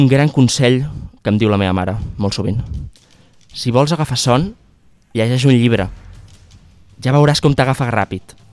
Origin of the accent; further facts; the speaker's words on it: Aragon, Spain; Al meu poble d'Aragó, al riu, li diuen la playa.